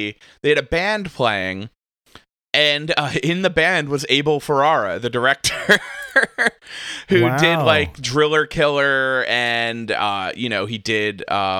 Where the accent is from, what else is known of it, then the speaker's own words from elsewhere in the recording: New Jersey, United States; we both grew up in like the Central Jersey, South Jersey area.